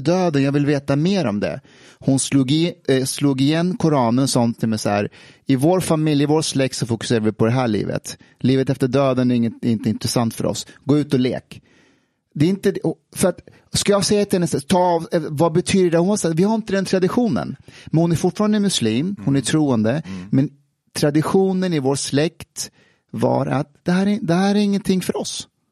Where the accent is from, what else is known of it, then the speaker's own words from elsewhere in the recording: Afghanistan; moved away; när jag växte upp i Afghanistan